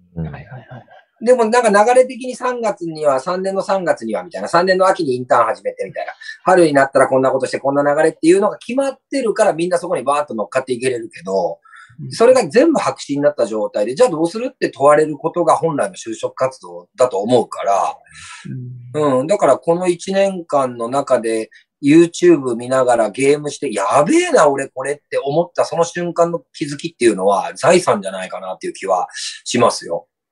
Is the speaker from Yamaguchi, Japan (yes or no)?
yes; Shimonoseki, Yamaguchi, Japan; 僕ら下関市民もお金を出せばそういう学習ができる